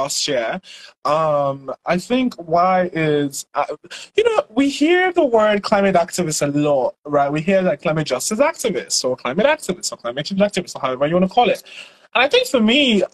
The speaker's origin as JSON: {"language": "English", "country": "Nigeria", "said": "I am a Nigerian climate storyteller"}